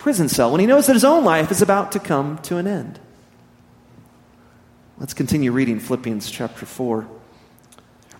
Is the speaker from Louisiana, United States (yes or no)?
no; Midland, Texas, United States; now in Amarillo, United States; growing up in West Texas, in Midland, and now being back here in Amarillo